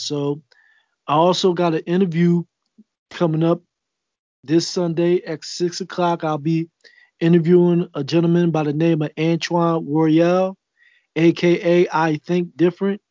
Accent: Philadelphia, Pennsylvania, United States; I'm from North Philly

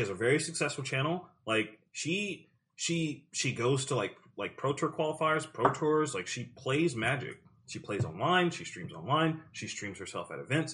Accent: South Carolina, United States; I'm from South Carolina and we don't have ice.

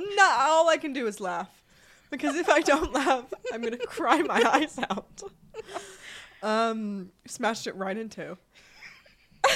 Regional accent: Shrewsbury, West Midlands, United Kingdom; now in Chandler, United States; I'm from Shrewsbury, England

